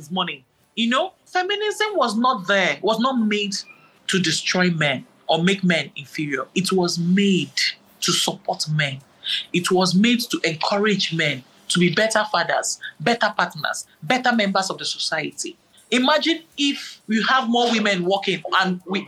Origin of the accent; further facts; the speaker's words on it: Nigeria; I'm a Nigerian